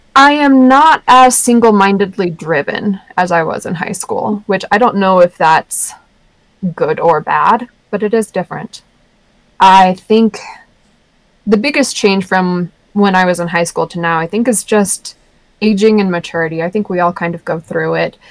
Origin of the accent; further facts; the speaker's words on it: Sandy, Utah, United States; growing up in Sandy was difficult at times. Sandy's really conservative